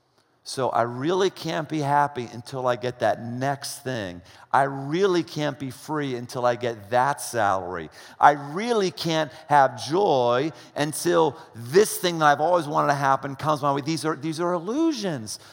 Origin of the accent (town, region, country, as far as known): United States